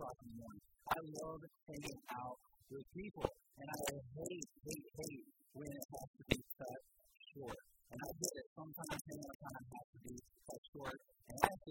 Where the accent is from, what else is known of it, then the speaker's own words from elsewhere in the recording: Columbus, United States; I'm from Columbus